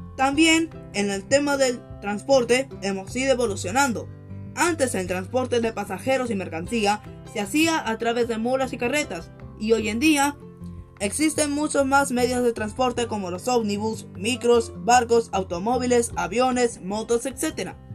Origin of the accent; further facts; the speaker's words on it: Peru; como peruanos que somos